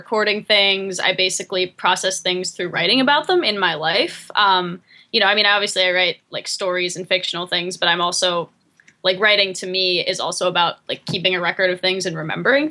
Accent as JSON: {"language": "English", "town": "Latrobe", "region": "Pennsylvania", "country": "United States", "tie": "born or raised there", "moved": "yes", "lives_now": "East Hampton, United States", "said": "I'm from Latrobe, which is like 45 miles outside of Pittsburgh"}